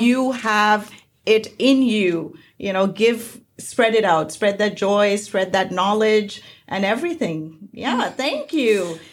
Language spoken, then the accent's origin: English; Mumbai, Maharashtra, India; now in United States; I'm from India, I'm from Bombay